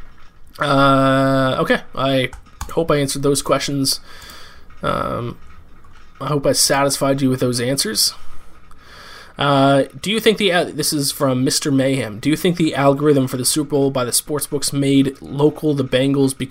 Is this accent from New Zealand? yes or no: no; Canada; now in New York City, United States; I'm a Canadian citizen, but I'm an American resident